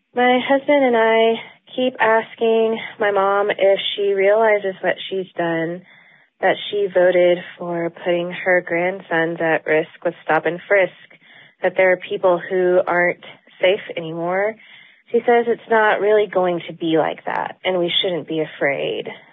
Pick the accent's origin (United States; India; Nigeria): United States; Charlotte, North Carolina; I'm from Charlotte